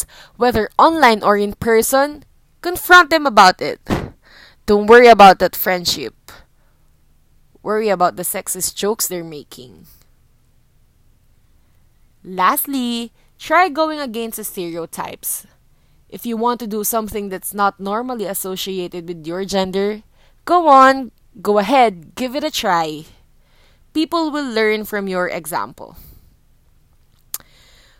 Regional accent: Philippines; as a Filipino woman

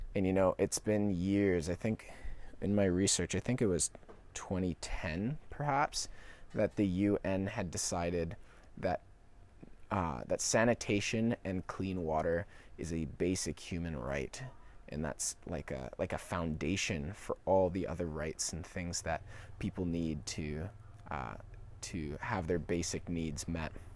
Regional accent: Canada; also born or lived in Vancouver Island, British Columbia; as a Canadian

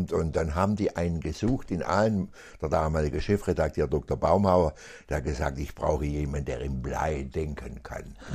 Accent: Aalen, Baden-Württemberg, Germany; also born or lived in Ellwangen; da bin ich geboren, bin aber in Aalen aufgewachsen, mein ganzes Leben lang.

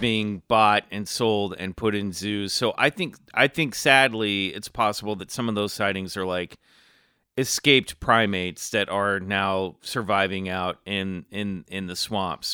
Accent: Kansas City, Missouri, United States; moved away as an adult; when I was growing up in Kansas City, there was nothing going on

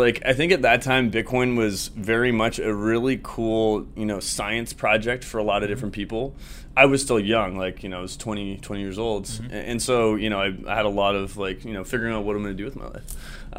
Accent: Vancouver, British Columbia, Canada; Yeah, I'm from Vancouver and Whistler. You know, we had to go hit the slopes.

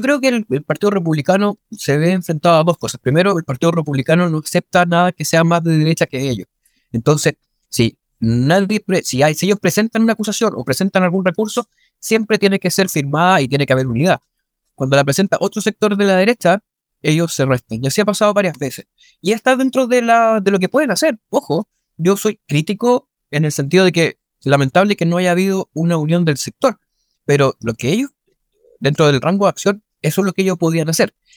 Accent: Chile; todos somos chilenas y chilenos

